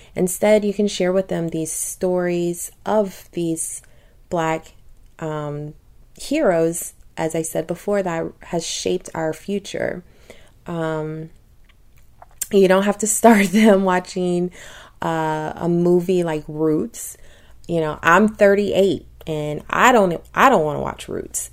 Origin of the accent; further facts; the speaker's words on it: Louisiana, United States; I tell him Louisiana